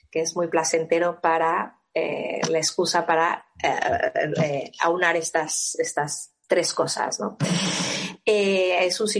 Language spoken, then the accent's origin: Spanish; Mexico; como buena mexicana